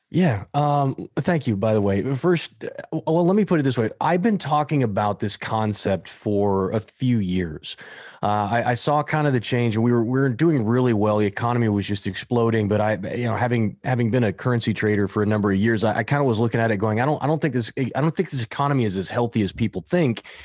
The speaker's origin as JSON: {"language": "English", "region": "Kansas", "country": "United States", "moved": "yes", "lives_now": "Southern California, United States", "said": "it's the Irish kid from Kansas"}